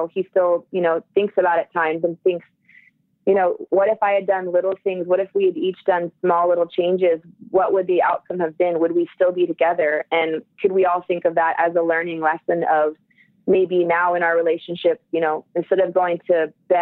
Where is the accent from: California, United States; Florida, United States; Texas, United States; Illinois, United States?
California, United States; Southern; I'm from Southern California